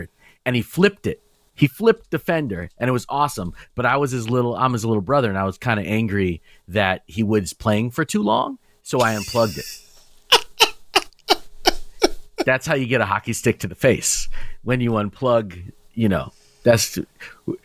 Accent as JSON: {"language": "English", "region": "Nairobi", "country": "Kenya", "tie": "born or raised there", "said": "I was born in Nairobi, Kenya"}